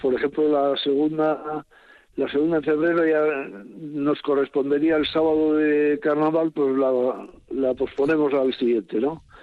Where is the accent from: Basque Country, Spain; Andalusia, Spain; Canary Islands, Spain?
Basque Country, Spain; Oreitia; yo soy de Oretia, yo soy de nacido en Oretia.